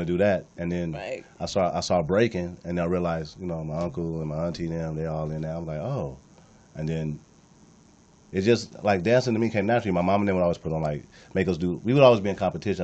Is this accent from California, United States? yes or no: yes; Compton, California, United States; I came from nothing. I'm from Compton